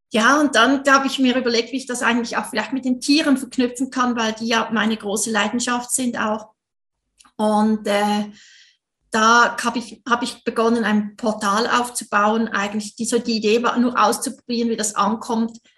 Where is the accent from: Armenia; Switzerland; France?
Switzerland; Du hörst es sicher, ich bin Schweizerin.